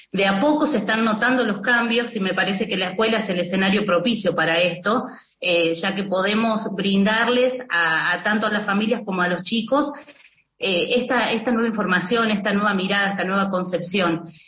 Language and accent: Spanish; Buenos Aires, Argentina; now in Chilecito, Argentina; Eh, yo soy de Buenos Aires y me he movido, o sea, hice mi recorrido en diferentes escuelas del país y estoy en este momento acá en, La Rioja, en Chilecito precisamente.